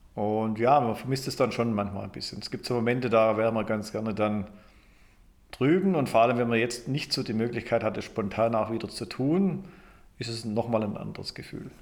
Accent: Germany; moved away as an adult; also born or lived in Michigan, United States; ich komme aber ursprünglich aus Deutschland

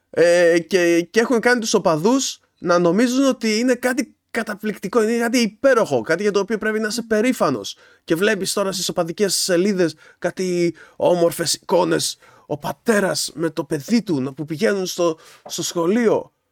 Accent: Kavala, East Macedonia and Thrace, Greece; Είναι Καβάλα, γιατί και εγώ είμαι από την Καβάλα.

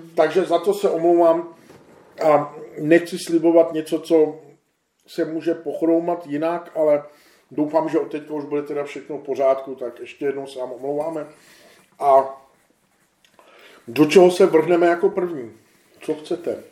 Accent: Czechia; my jsme Češi

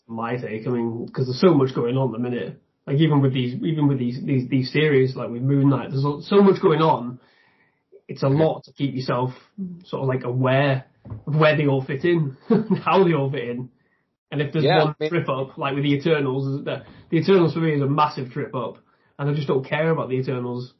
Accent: the north of England, United Kingdom; I, am from the north of England

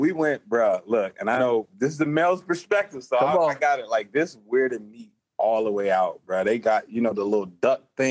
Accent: Chicago, Illinois, United States; moved away; also born or lived in Iowa; I'm originally from Chicago, all right, born and raised

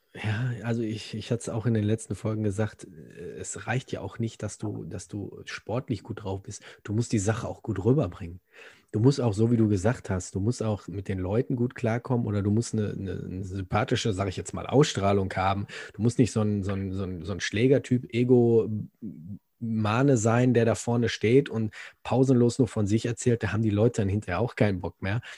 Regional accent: Germany; also born or lived in Gelsenkirchen

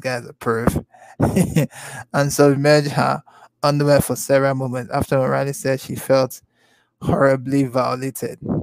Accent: Nigeria; I'm from the continent, okay? I'm Nigerian, all right? From the Igbo tribe

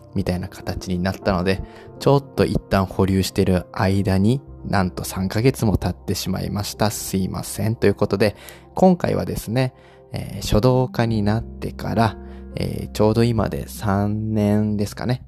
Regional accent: Osaka, Japan; 大阪出身なんですけれども

